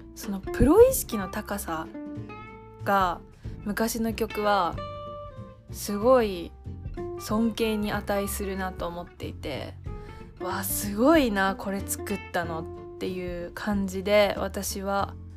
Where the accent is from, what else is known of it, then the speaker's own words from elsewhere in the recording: Hiroshima, Japan; moved away as an adult; now in Tokyo, Japan; 上京してきて私の故郷は広島です